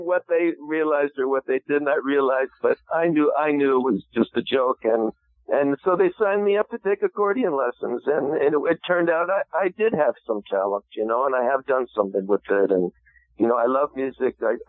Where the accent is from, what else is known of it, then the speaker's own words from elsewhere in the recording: New Jersey, United States; I grew up in New Jersey, central New Jersey, Middlesex County